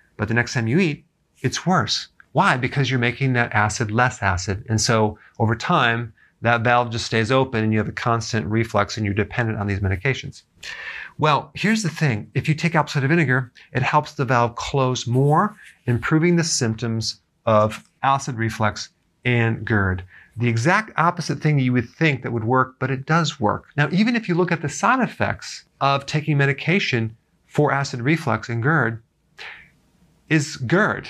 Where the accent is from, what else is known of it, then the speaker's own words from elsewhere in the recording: Wisconsin, United States; growing up in Wisconsin, um, where there was farms all around our neighborhood